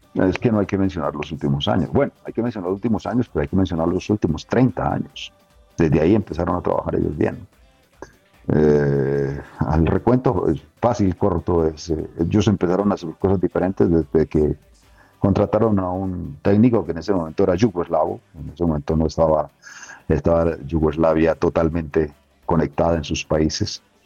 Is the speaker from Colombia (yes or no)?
yes; Colombia; uno como colombiano